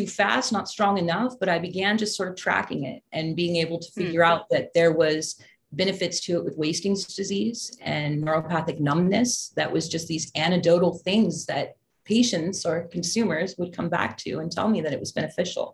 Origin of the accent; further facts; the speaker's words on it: Waterford, California, United States; also born or lived in San Francisco; I grew up in Northern California